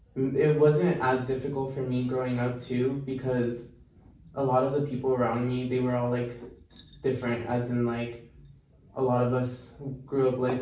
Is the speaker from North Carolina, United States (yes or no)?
no; Escondido, California, United States; also born or lived in Mexico; Right now, I'm from Escondido, California, but originally my parents were from Mexico. Okay. So then, like, I was born in Mexico too, and I only lived in Mexico for a year. So I moved here since, like, at the age of like 1 year old.